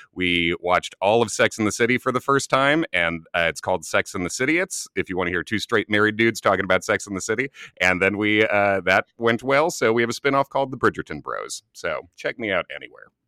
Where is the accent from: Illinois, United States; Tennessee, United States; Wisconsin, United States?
Illinois, United States; Chicago; moved away as an adult; now in New York, United States; as a New Yorker now, from Chicago, originally, I've lived in New York for almost two decades now